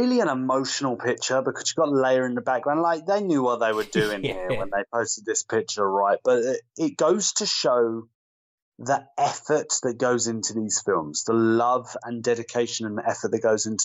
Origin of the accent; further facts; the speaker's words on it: United Kingdom; As a Brit